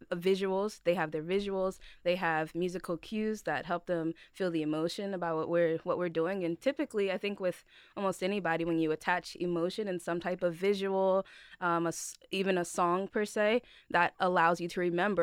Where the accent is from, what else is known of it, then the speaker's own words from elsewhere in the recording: Delaware, United States; I am from Delaware